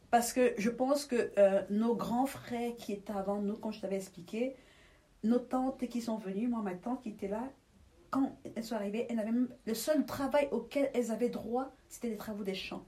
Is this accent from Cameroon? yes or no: yes; Douala, Littoral, Cameroon; moved away as an adult; now in Belgium; je suis née à Douala